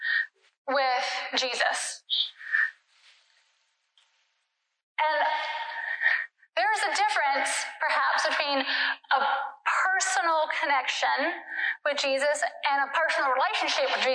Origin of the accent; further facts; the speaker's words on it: Durham, North Carolina, United States; moved away as an adult; also born or lived in Ecuador; I grew up in Durham slash Chapel Hill